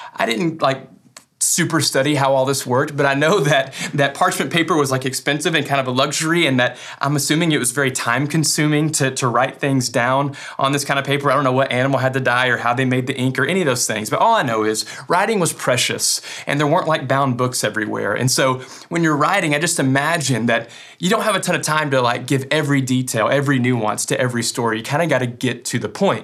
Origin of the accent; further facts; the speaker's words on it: West Kentucky, United States; I'm from West Kentucky, and I'm proud of it